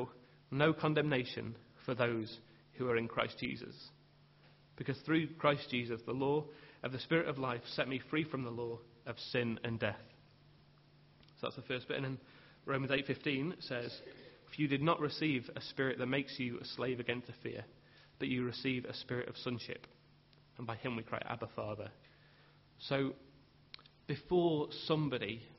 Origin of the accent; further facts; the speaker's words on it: England, United Kingdom; as English people